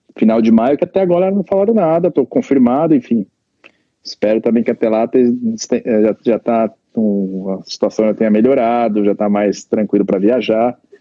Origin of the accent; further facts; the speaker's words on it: Santo André, São Paulo, Brazil; moved away as an adult; also born or lived in California; now in United States; Santo André, que tinha muita amizade lá na, na cidade onde eu nasci, né? Onde, onde meus pais moram até hoje